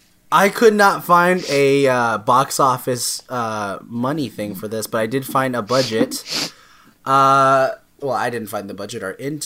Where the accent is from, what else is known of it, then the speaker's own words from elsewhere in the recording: Connecticut, United States; accent: Connecticut; I'm from Connecticut, born and raised. That's, this accent is Connecticut.